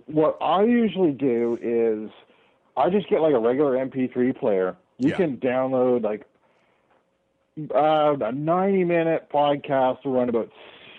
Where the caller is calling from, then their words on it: Canada; calling from Canada.